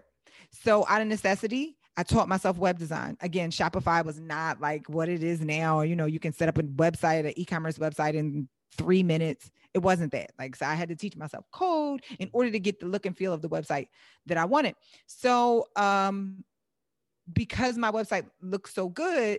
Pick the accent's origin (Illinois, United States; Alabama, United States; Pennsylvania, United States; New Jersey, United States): Pennsylvania, United States; Philadelphia; moved away as an adult; now in Southern California, United States; I live in Southern California, but I invest in Philadelphia. I'm originally from Philadelphia